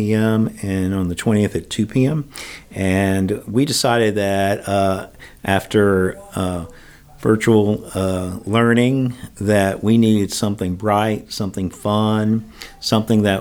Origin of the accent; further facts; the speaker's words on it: Atlanta, Georgia, United States; moved away as an adult; also born or lived in Bozeman, Montana; I'm from Atlanta originally, and then I moved back to Atlanta